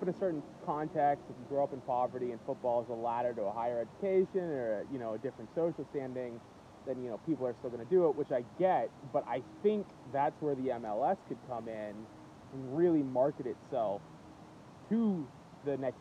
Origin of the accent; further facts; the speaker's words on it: United States; now in San Diego, United States; as an American